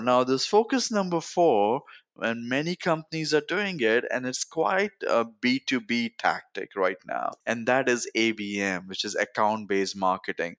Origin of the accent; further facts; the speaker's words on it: Mumbai, Maharashtra, India; moved away as an adult; now in United States; I grew up in Bombay, India